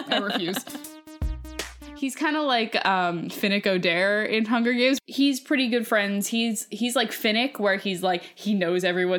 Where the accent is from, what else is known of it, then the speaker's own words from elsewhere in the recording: Boston, Massachusetts, United States; I say Celtics because I'm from Boston.